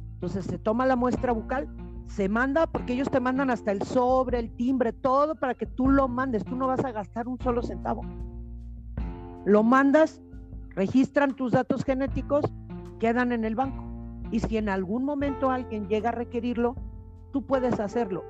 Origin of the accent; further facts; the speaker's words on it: Jalisco, Mexico; yo soy de Jalisco